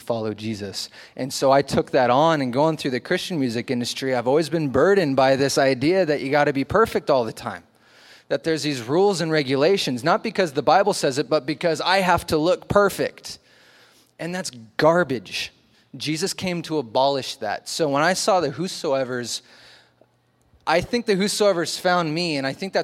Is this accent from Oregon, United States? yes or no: yes; Oregon, United States; also born or lived in Long Beach, California; I moved up to Oregon when I was little and went to a church under a guy named John Corson